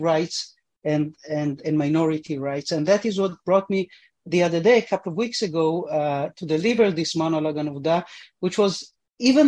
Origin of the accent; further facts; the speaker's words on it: Argentina; now in Israel; I was born in Argentina. My parents came here because of Zionism